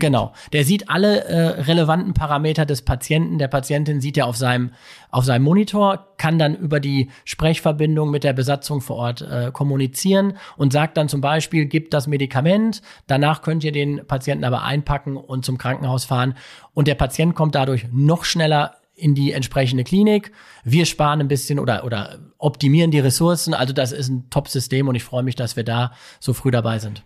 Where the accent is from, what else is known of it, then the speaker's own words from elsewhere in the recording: Bochum, North Rhine-Westphalia, Germany; ich bin Bochumer und ich lebe super gerne hier